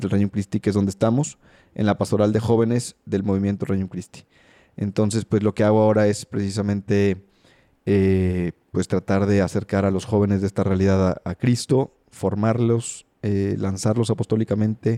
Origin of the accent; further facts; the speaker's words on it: Mexico City, Mexico; Nací en la Ciudad de México